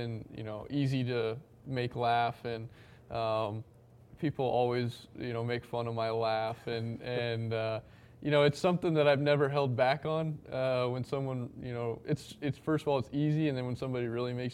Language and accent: English; Wyoming, United States; moved away as an adult; now in New York, United States; growing up in Wyoming